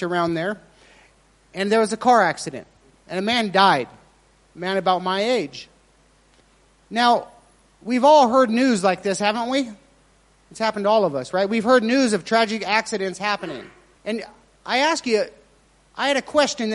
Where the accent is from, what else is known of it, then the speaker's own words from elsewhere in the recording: Eureka, Nevada, United States; moved away; I'm from a very small town in Eureka, Nevada.